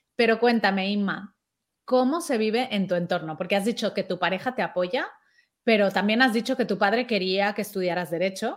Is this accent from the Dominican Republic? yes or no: no; Mexico; now in Spain; yo soy mexicana